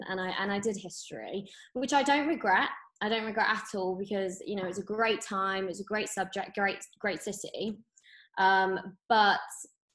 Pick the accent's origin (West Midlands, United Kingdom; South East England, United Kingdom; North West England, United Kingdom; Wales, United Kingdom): West Midlands, United Kingdom; Birmingham; also born or lived in London; I grew up in Birmingham.